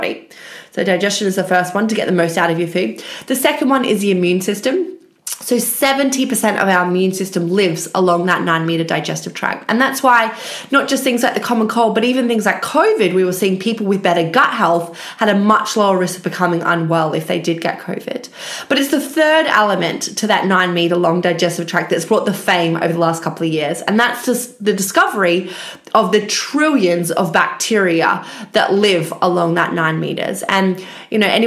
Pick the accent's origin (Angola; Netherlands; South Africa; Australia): Australia; moved away as an adult; now in United Kingdom; I actually am Australian, but ended up in the UK after finishing my PhD